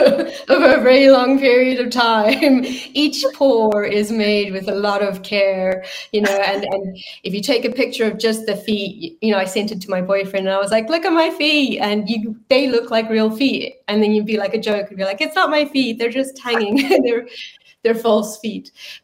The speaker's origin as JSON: {"language": "English", "country": "South Africa", "said": "And because I'm South African, it was really nice to put South Africa at the top of the world and not at the bottom"}